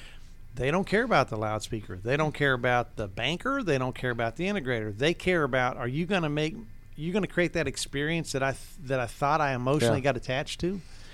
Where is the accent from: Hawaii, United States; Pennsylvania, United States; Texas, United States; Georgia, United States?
Georgia, United States; Towns County; And I'm just this little twit from North Georgia, right? I'm from Towns County, man.